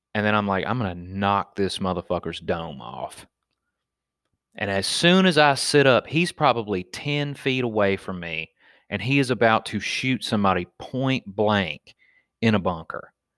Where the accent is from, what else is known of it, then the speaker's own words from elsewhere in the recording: Wetumpka, Alabama, United States; me growing up in Wetumpka, Alabama